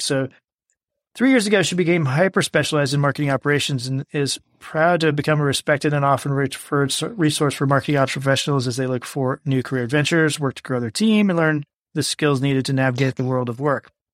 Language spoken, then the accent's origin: English; Midwest, United States; now in Texas, United States; I live in Texas now. I'm originally from the Midwest